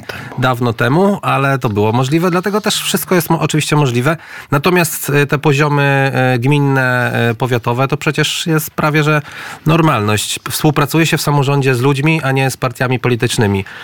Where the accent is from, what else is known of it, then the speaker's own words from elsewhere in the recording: Lublin Voivodeship, Poland; ja pochodzę z Lubelszczyzny